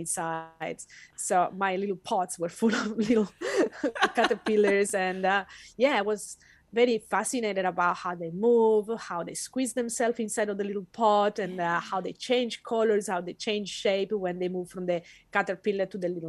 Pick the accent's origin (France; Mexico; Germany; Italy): Italy; moved away as an adult; now in Western Australia, Australia; I was born and raised in Italy in a family that was not educated that much